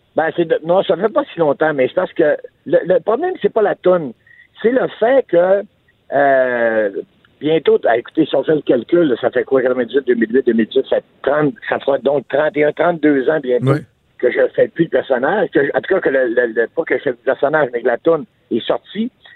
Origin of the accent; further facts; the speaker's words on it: Quebec, Canada; j'ai dit Québécois